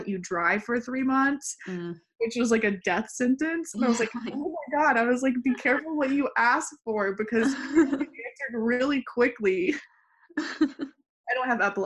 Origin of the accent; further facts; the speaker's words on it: West Texas, United States; moved away as an adult; now in San Antonio, United States; I grew up in West Texas oil field